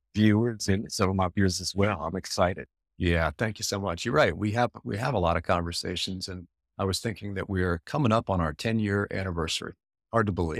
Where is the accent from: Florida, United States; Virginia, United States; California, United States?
Virginia, United States; Alexandria; my hometown here of Alexandria